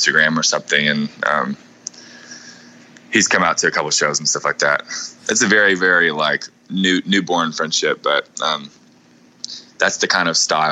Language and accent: English; Cookeville, Tennessee, United States; growing up in Cookeville, you know, back home